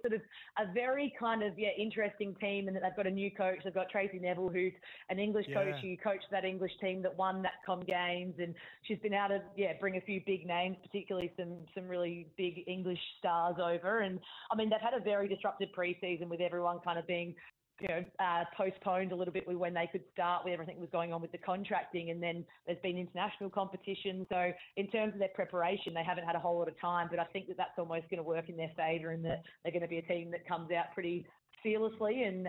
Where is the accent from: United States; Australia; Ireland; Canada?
Australia; Adelaide, South Australia; moved away as an adult; now in Sydney, Australia; And when I moved over from Adelaide at the end of the 2016 season, I sort of thought, oh, I'll just come to Sydney and get a new experience for a couple of years and then probably just end up going home.